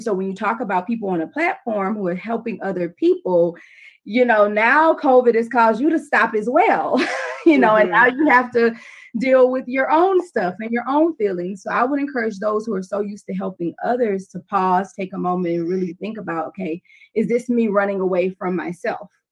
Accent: Louisiana, United States; I'm from Louisiana

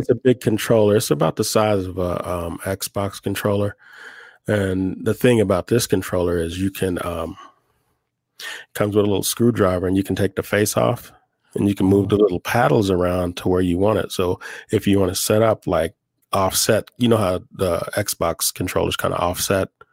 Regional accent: Oklahoma, United States; now in Albuquerque, United States; I'm from Oklahoma originally. I live in Albuquerque now.

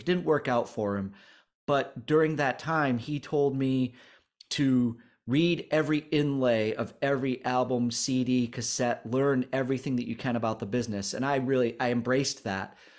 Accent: Newport, Vermont, United States; we're, we're from Newport, Vermont

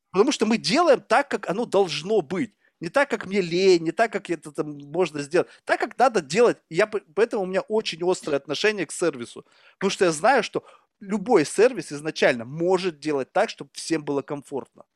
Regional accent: Russia; moved away as an adult; now in United States; 15 лет назад, когда я уезжал из России

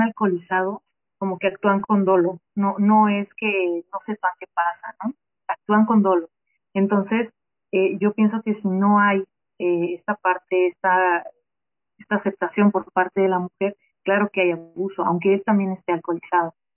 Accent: Mexico; nosotras como mujeres, como ciudadanas mexicanas

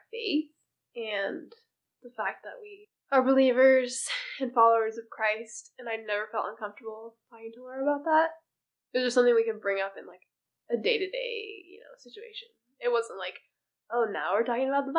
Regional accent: Washington, United States; I was born in this area, so I'm not going to say exactly where I was born, but yeah, we live in the good old Pacific Northwest.

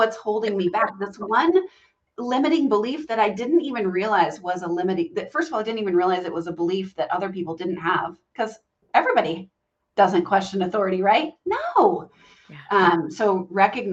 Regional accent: Southern Virginia, United States; I grew up in Southern Virginia and in a very Southern family

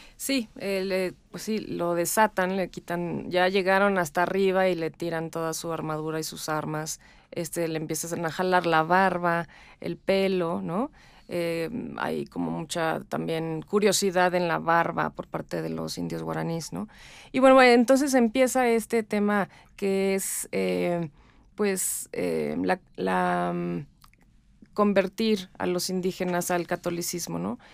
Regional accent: Mexico; yo soy mexicana, me siento mexicana

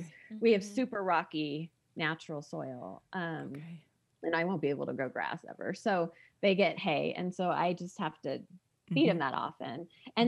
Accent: San Diego, California, United States; moved away as an adult; also born or lived in Colorado; now in Park City, United States; I grew up in Southern California

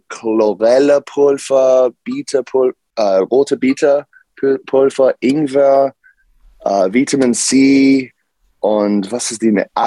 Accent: United States; German is a second language; now in Karlsruhe, Germany; ähm, ich komme aus USA und ich bin Pastor hier in, in Karlsruhe äh, seit äh, zwei Jahren

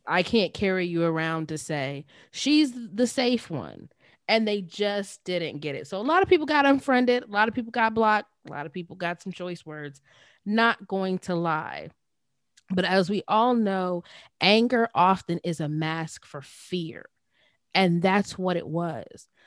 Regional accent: Johnstown, Pennsylvania, United States; my hometown, our hometown, the small city of Johnstown, P

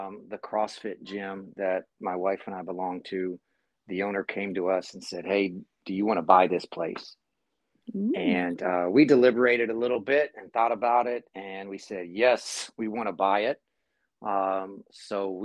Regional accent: Massillon, Ohio, United States; moved away as an adult; also born or lived in California; growing up in my hometown of Massillon, Ohio

